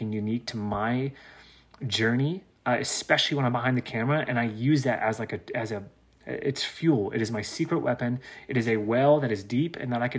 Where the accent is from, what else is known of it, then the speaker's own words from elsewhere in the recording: the South, United States; growing up in the South